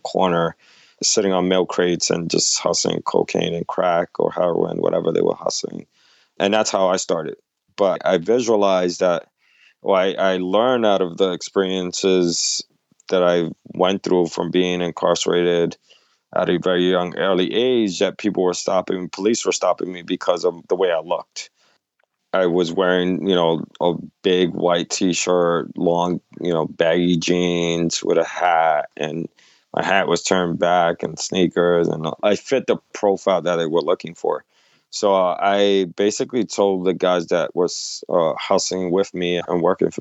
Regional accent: New York City, New York, United States; I grew up in New York, in the Lower East Side, 80s, 90s, very drug-infested neighborhood at that time.

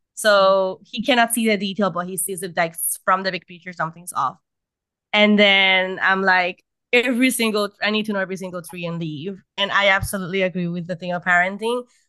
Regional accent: Puerto Rico; I am from Puerto Rico. I live in Puerto Rico.

